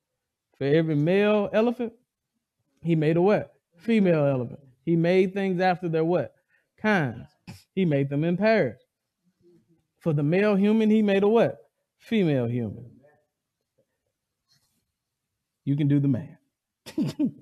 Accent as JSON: {"language": "English", "region": "the South", "country": "United States", "said": "I'm from the South."}